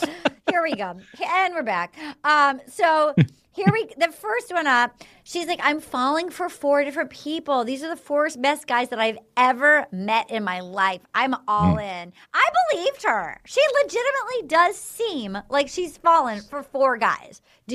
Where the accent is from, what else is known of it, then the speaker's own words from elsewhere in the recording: New England, United States; I grew up in New England, but I've learned to be a very sincere person.